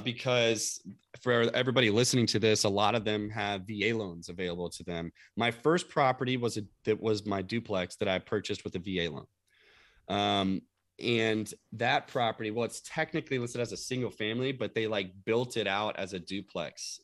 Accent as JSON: {"language": "English", "town": "Louisville", "region": "Kentucky", "country": "United States", "tie": "born or raised there", "moved": "yes", "said": "my hometown of Louisville, Kentucky"}